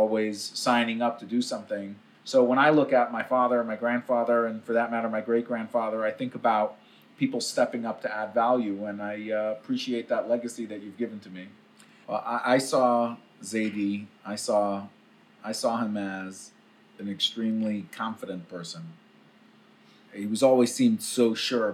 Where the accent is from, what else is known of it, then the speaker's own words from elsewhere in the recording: New York City, New York, United States; I'm recording from Brooklyn, from where I grew up in Crown Heights